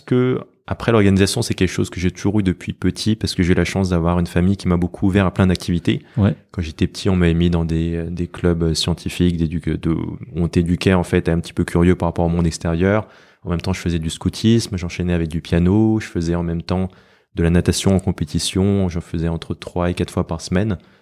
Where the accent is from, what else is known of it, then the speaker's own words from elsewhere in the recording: France; j'ai toujours vécu en France